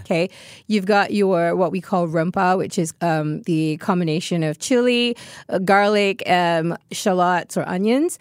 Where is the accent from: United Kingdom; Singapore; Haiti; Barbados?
Singapore; I am Singaporean